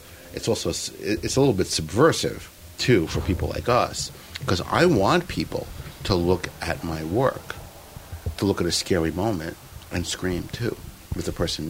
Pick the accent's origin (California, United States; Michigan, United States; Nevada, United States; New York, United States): New York, United States; New York City; There's something great about growing up in Coney Island.